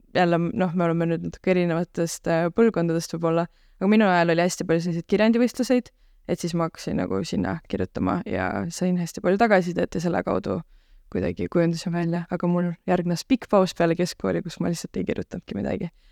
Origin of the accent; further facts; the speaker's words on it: Ida-Viru County, Estonia; moved away as an adult; now in Tartu, Estonia; mina olen Ida-Virumaalt pärit